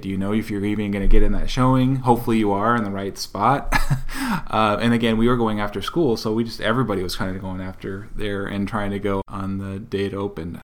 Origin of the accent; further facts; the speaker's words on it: Southern California, United States; born and raised in Southern California